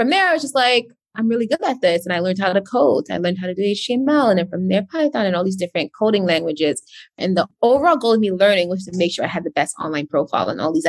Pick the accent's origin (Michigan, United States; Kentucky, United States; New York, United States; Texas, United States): New York, United States; New York City; also born or lived in Massachusetts; I grew up in Brooklyn